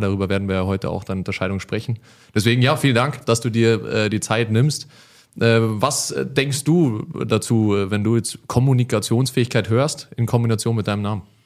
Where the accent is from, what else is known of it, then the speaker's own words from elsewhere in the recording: Munich, Bavaria, Germany; als Münchner